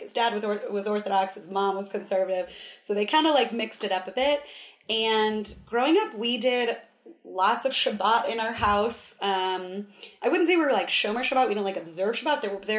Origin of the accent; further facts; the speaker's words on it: Orange County, California, United States; also born or lived in Los Angeles, United States / Nevis, St. Kitts & Nevis; I am from Southern California. Originally, I was born in LA, but I grew up mostly in Orange County.